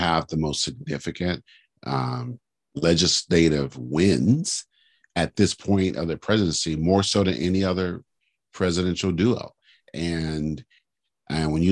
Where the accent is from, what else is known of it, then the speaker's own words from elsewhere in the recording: California, United States; I was from California